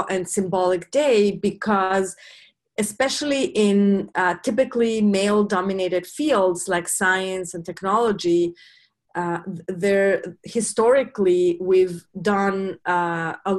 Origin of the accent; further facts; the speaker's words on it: Mexico; moved away as an adult; now in United States; I grew up in Mexico